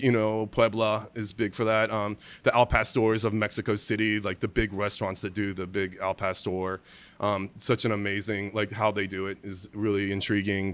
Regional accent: Germany; moved away; I was born in Germany

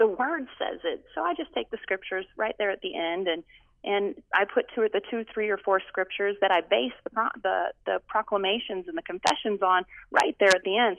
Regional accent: United States; also born or lived in Canada; I was adopted in the U.S. by my stepdad when I was 3

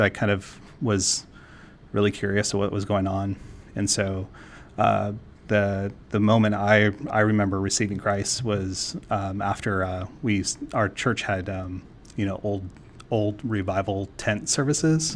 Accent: San Juan Islands, Washington, United States; also born or lived in Florida; now in Portland, United States; I grew up in, um, in the San Juan Islands in Washington, so I lived on an island my, uh, most of my childhood.

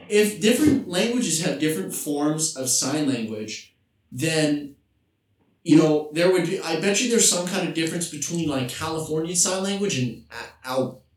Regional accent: Vancouver, British Columbia, Canada; moved away; I come from Vancouver, British Columbia, Canada.

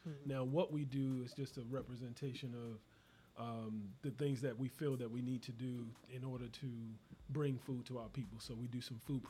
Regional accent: Baltimore, Maryland, United States; I'm coming in from Baltimore, Maryland

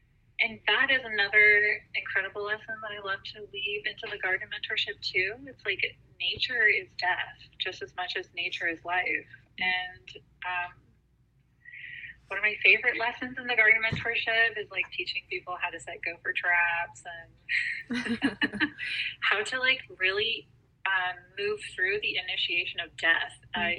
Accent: San Diego, California, United States; I'm from San Diego. Yeah, I'm like

